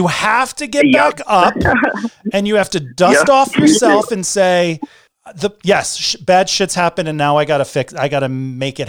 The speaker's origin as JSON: {"language": "English", "region": "Connecticut", "country": "United States", "tie": "born or raised there", "said": "I was born in Connecticut"}